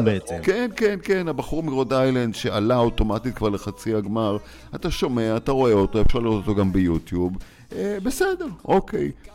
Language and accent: Hebrew; Israel; now in Los Angeles, United States; אנחנו באים טיפה עם ההסתכלות שלנו כישראלים